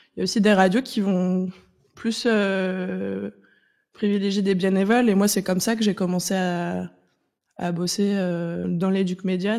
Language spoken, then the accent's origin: French; Nantes, Pays de la Loire, France; je viens de Nantes, euh, donc j'ai grandi en écoutant une radio associative